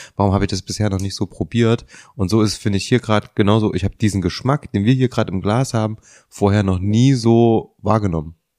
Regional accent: Leipzig, Saxony, Germany; wir sind alle aus Leipzig

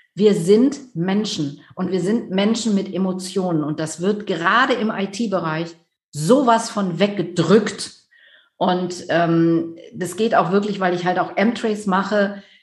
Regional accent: near Düsseldorf, North Rhine-Westphalia, Germany; also born or lived in Netherlands (Dutch heritage/nationality); ich komme aus der Nähe von Düsseldorf, Großstadt

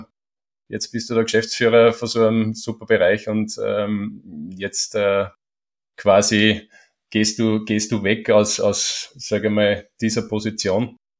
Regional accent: Schörfling am Attersee, Upper Austria, Austria; Jetzt sind wir in Schörfling am Attersee. Ist auch mein, mein Heimatort

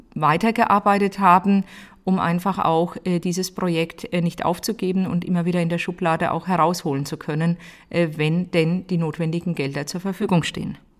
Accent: Oberelsbach, Bavaria, Germany; meine Heimatgemeinde

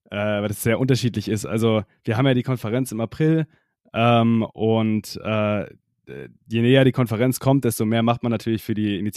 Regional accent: Freising, Bavaria, Germany; Genau, also ich komme aus der Nähe von München, also genauer gesagt Freising, das kennt vielleicht nicht jeder.

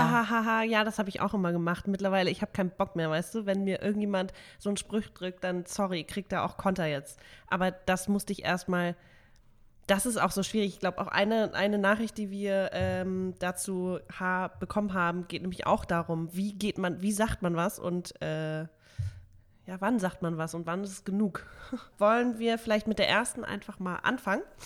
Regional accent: Hamburg, Germany; bei uns in Hamburg

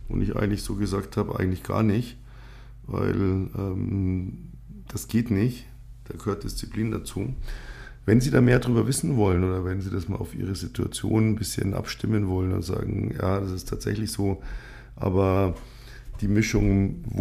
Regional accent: Bavaria, Germany; accent: Upper Bavarian; Ähm, ich bin zweisprachig aufgewachsen, also äh, bayerisch und Gut, ähm, aus meiner Sicht spreche ich ein passables Hochdeutsch.

